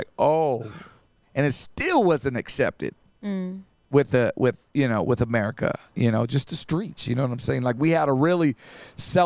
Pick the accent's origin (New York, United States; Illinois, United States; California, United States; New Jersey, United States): California, United States; Santa Ana; at the recreation center where I grew up in Santa Ana